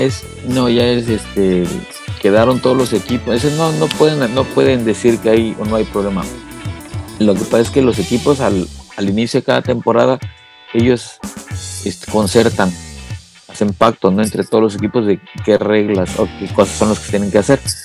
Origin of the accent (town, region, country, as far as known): Mexico